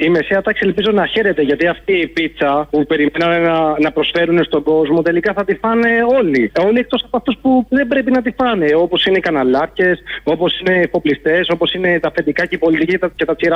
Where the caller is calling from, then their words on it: Scotland, United Kingdom; τηλεφωνώ από τη Σκωτία.